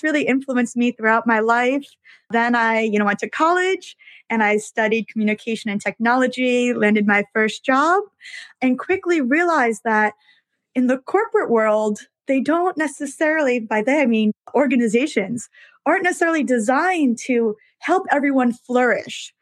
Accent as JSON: {"language": "English", "town": "New York City", "region": "New York", "country": "United States", "tie": "born or raised there", "said": "I was born and raised in New York, so I am one of those rare people who is a lifelong New Yorker in New York City."}